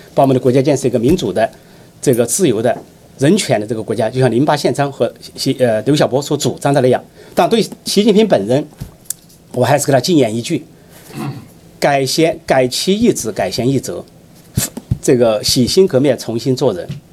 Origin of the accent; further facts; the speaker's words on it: China; 我们中国人民